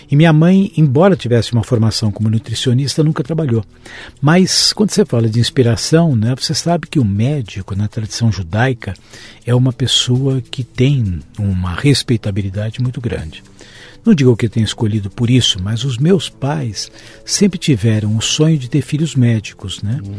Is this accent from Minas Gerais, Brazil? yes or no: no; São Paulo, Brazil; Eu nasci em São Paulo. Paulista da Gema? Paulista da Gema.